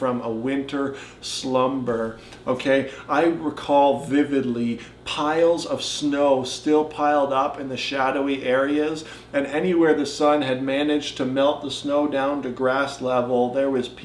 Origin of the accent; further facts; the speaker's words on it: Caledonia, Ontario, Canada; also born or lived in North Bay, Ontario; now in Cambridge, Canada; I was growing up in Caledonia, and then I still see it here in Cambridge